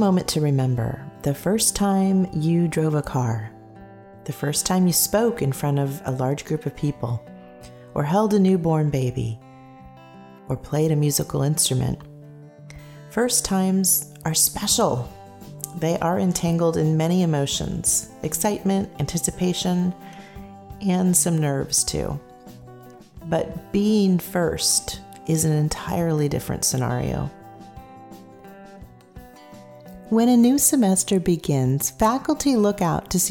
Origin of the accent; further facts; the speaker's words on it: San Jose, California, United States; I was raised in San Jose, California, in a middle-class family